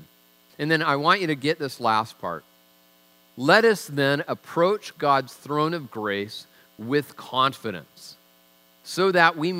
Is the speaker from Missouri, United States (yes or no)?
no; Tacoma, Washington, United States; I'm from Tacoma